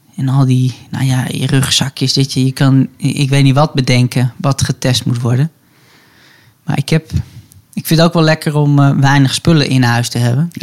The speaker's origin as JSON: {"language": "Dutch", "town": "Hilversum", "region": "North Holland", "country": "Netherlands", "tie": "born or raised there", "said": "ik ben opgegroeid in, in Hilversum, Hilversum bij het Gooi."}